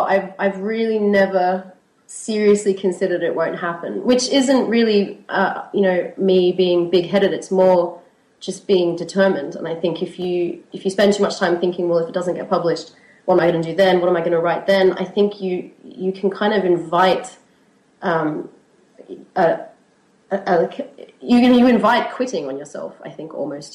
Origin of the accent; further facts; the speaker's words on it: Australia; moved away as an adult; now in Edinburgh, United Kingdom; I was born in Australia. I've been living in Edinburgh for the past 4 years.